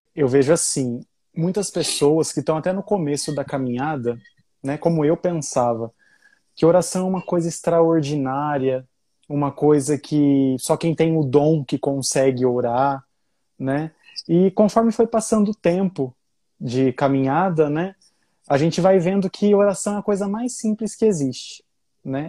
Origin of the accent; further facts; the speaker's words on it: Paraguaçu Paulista, São Paulo, Brazil; Eu sou da, da Diocese de Assis, a minha cidade chama Paraguaçu Paulista, uma cidade com 50 mil habitantes mais ou menos